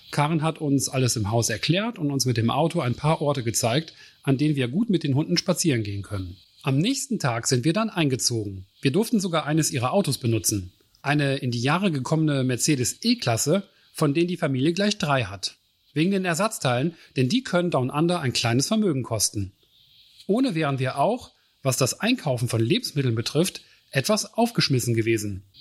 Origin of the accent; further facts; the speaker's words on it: Germany; Schließlich kommen wir als Deutsche auch sehr gut mit unseren holländischen Nachbarn zurecht.